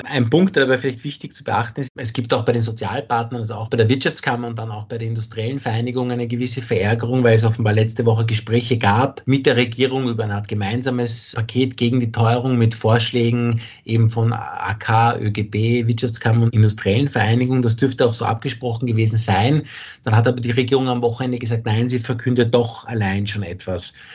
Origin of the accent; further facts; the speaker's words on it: Austria; hier bei uns in Österreich